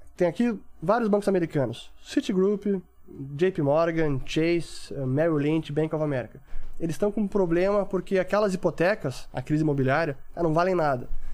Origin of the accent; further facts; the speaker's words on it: Porto Alegre, Rio Grande do Sul, Brazil; lá no sul, sou de Porto Alegre